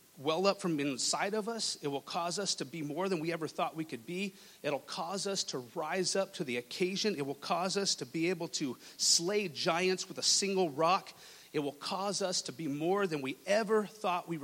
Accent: Lubbock, Texas, United States; moved away; I was born and raised in Texas, in West Texas

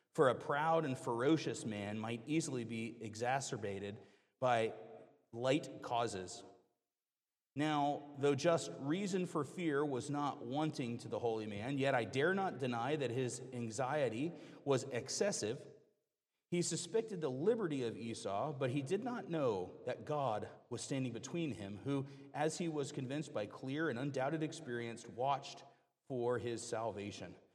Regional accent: the South, United States; moved away; I grew up in the South

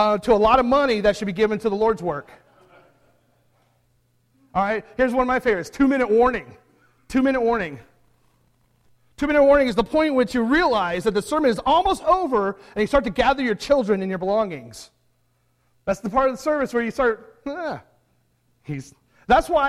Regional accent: San Diego, California, United States; I grew up in San Diego

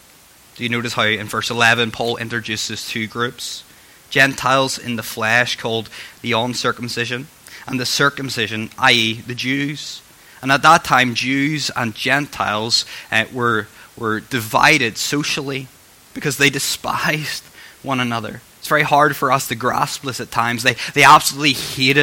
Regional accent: Northern Ireland, United Kingdom; I'm from Northern Ireland

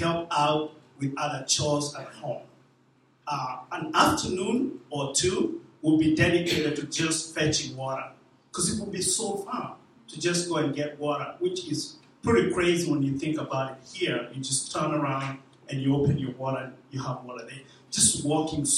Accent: Kenya; moved away; I was born in Kenya, about 40 miles away from the capital city, Nairobi. About 40 miles away

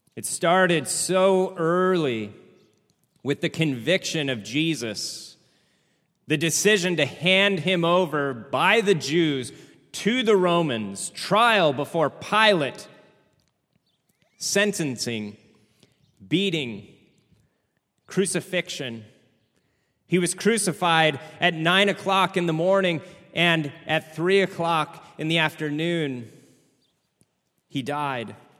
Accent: United States; being Americans

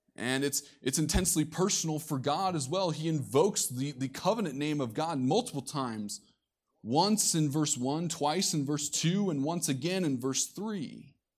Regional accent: Iowa, United States; Coming from the Midwest myself, being born and raised in Iowa

